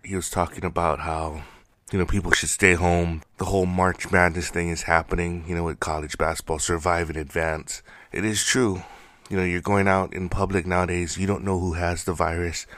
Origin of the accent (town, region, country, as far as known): United States